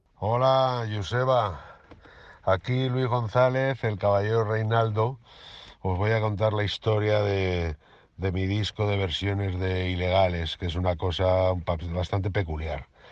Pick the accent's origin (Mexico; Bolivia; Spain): Spain; Cuenca, Castilla-La Mancha; lo castizo que, que soy, porque soy de Cuenca